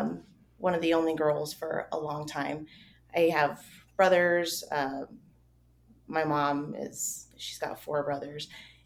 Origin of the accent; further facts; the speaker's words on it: Southern New Mexico, United States; moved away as an adult; now in Colorado, United States; So I'm originally from Southern New Mexico. I've been here in Colorado for, about 10 years. It was 10 years in May.